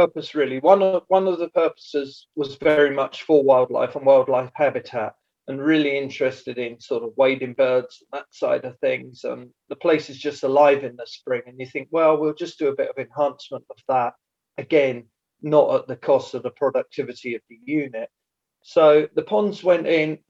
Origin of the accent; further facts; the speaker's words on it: East Anglia, East of England, United Kingdom; moved away as an adult; also born or lived in Glenlivet, Scotland; now in Scotland, United Kingdom; originally I was born and brought up in East Anglia on a large arable farm and moved to Scotland now 25 years ago.